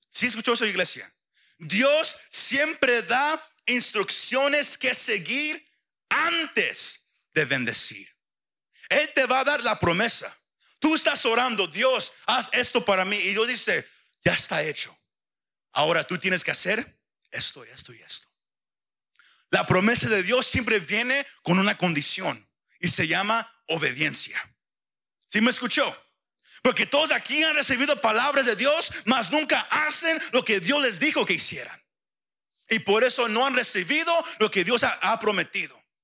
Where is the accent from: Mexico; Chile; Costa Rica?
Mexico; como mexicano decimos